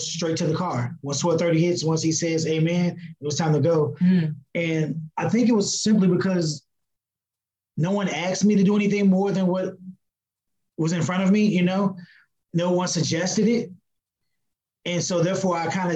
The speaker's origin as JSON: {"language": "English", "town": "Gary", "region": "Indiana", "country": "United States", "tie": "born or raised there", "also_born_or_lived": "Chicago, Illinois", "said": "I was born in Chicago, Eric, but I actually grew up in Gary, Indiana"}